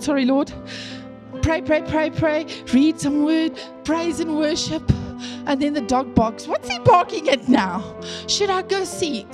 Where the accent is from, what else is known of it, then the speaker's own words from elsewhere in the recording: the Karoo, Eastern Cape, South Africa; I grew up in the Karoo, in the Eastern Cape